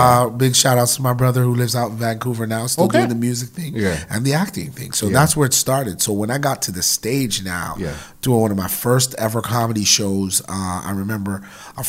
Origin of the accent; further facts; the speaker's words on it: Jamaica; now in Canada; I'm from Jamaica